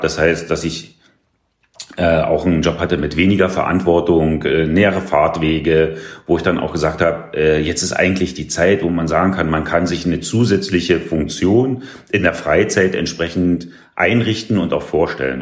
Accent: small village near Hoyerswerda, northern Saxony, Germany; moved away as an adult; also born or lived in Cottbus; now in Wildau, Germany; ich komme ja aus Nordsachsen sozusagen, ein mhm. sehr, sehr kleines Dörfchen äh, in der Nähe von Hoyerswerda

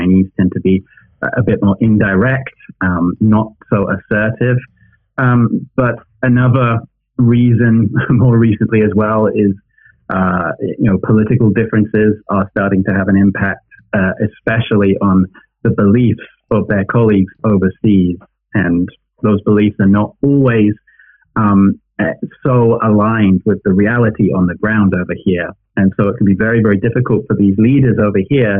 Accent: United Kingdom; now in China; as a British person based in China

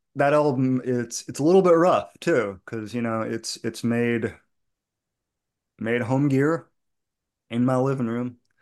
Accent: outside Boston, Massachusetts, United States; I grew up outside Boston playing punk rock

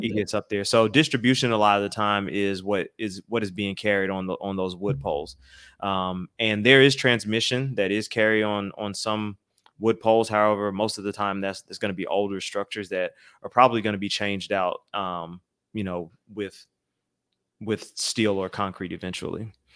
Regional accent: Atlanta, Georgia, United States; moved away; I am originally from Atlanta, Georgia

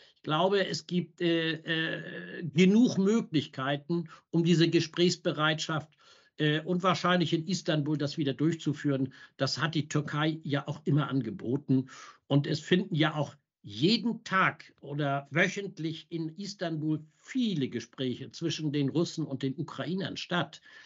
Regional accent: Germany; wir als Deutsche

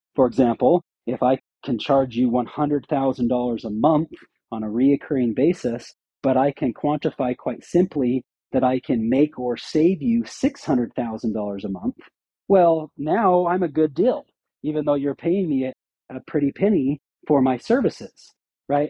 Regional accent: Syracuse, Utah, United States; I grew up in Syracuse, Utah, just a small pseudo farm area of Utah.

